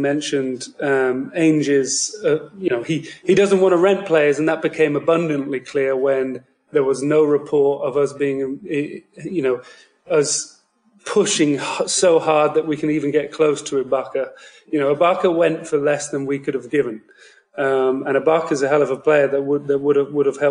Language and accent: English; United Kingdom; I am from the United Kingdom